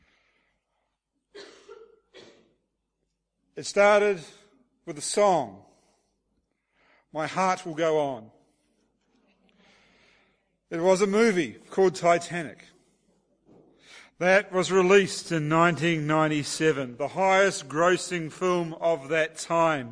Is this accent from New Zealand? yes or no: yes; Hastings, Hawke's Bay, New Zealand; moved away as an adult; now in Auckland, New Zealand; we moved away from our hometown in Hawke's Bay, New Zealand